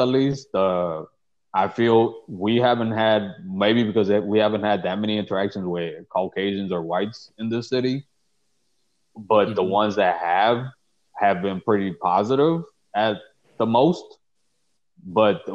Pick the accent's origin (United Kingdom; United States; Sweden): United States; Chicago, Illinois; I grew up in the Pilsen neighborhood